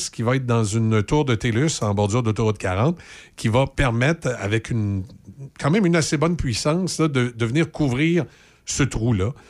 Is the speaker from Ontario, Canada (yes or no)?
no; Quebec City, Quebec, Canada; Mais à la base, on est originaire de Loretteville et on a grandi dans la région de Québec.